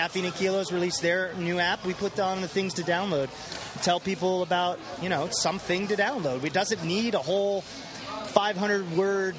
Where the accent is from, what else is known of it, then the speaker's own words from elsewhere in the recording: Temecula, California, United States; moved away; also born or lived in Washington, D.C.; I grew up in Temecula, California, which is in Southern California.